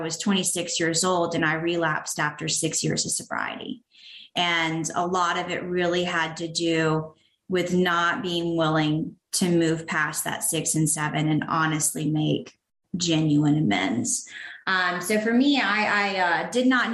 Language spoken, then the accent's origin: English; the South, United States; also born or lived in Canton, Georgia; I was raised in the South